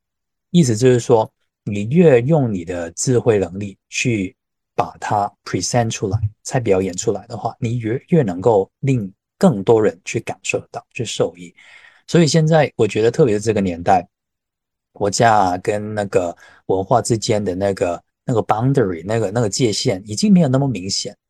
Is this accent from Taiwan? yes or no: no; China; 是不是作为一个中国人，我们应该更好好的去珍惜，跟去发现，去去享用这个宝藏？